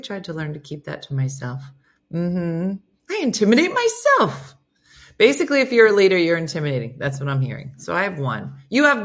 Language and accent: English; New Jersey, United States; I'm from New Jersey